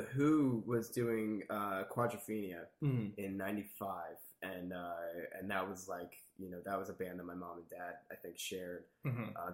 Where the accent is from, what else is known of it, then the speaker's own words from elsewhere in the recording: Middletown, New Jersey, United States; also born or lived in Hoboken, New Jersey; growing up in New Jersey my whole life. And it was right outside of Red Bank, New Jersey